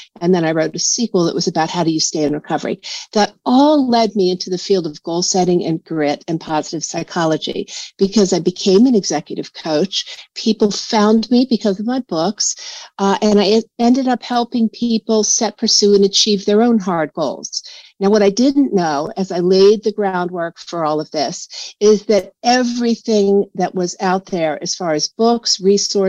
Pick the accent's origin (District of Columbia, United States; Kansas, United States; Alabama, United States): District of Columbia, United States; Washington; I grew up in Washington, D.C. I'm a fifth generation Washingtonian